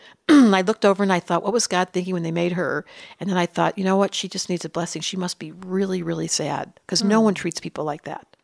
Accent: Detroit, Michigan, United States; I grew up in Detroit

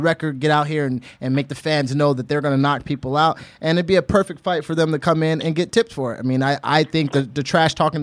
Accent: Honolulu, Hawaii, United States; moved away; also born or lived in Indiana; I grew up in Honolulu, Hawaii.

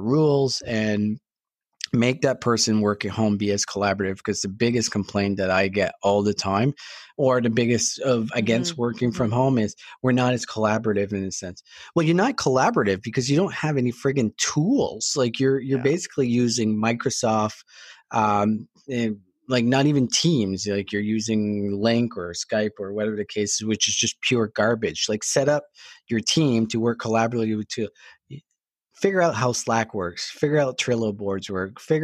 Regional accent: New Brunswick, Canada; I'm from New Brunswick. I'm giving my home province a hard time

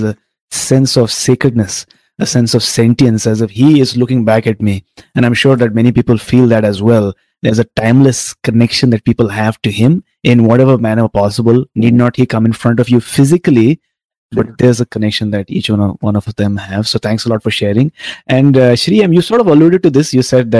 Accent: Tamil Nadu, India; I'm from Tamil Nadu. I'm a South Indian.

